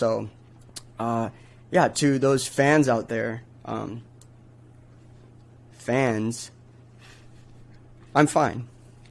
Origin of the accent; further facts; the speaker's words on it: Michigan, United States; because I'm from Michigan